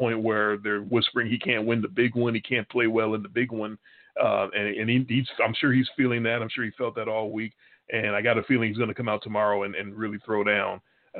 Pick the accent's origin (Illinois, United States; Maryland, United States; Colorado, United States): Illinois, United States; Chicago; We're both from Chicago